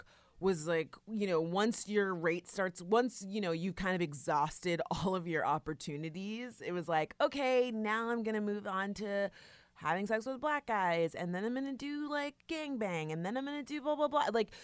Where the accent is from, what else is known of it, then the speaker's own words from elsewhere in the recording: Florida, United States; and we're from South Florida, so I was like really interested in that.